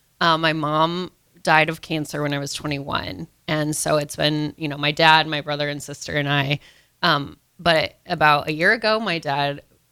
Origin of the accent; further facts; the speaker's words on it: Omaha, Nebraska, United States; I actually grew up in Omaha